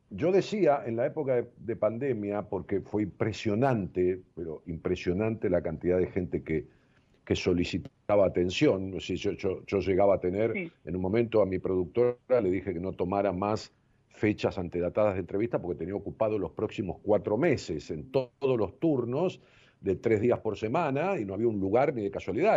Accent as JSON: {"language": "Spanish", "country": "Argentina"}